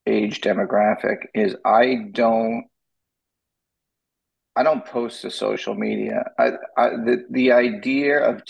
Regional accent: Massapequa, New York, United States; My hometown

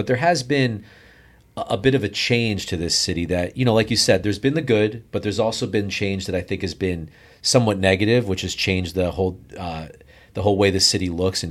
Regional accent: New Jersey, United States; also born or lived in Arizona; now in Miami, United States; So I grew up in New Jersey, went to college in Arizona, and my family moved to Broward County, and I came here to the University of Miami.

